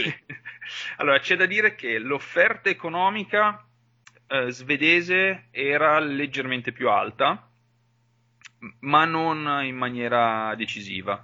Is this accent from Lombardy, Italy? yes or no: yes; Valtellina, Lombardy, Italy; moved away as an adult; la mia terra di origine, comunque, a fine del liceo sapevo che l'avrei dovuta lasciare, anche solo perché per, eh, io sono valtellinese